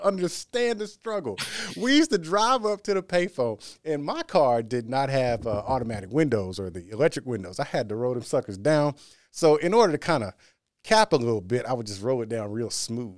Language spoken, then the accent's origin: English; Austin, Texas, United States; now in Houston, United States; born and raised in Austin, which is about two hours from here